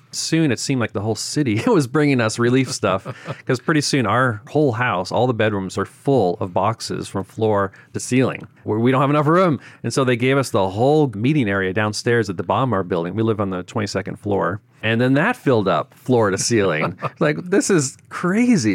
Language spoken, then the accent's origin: English; Boston, Massachusetts, United States; moved away as an adult; also born or lived in Memphis / Japan; now in Tokyo, Japan; I grew up in Boston.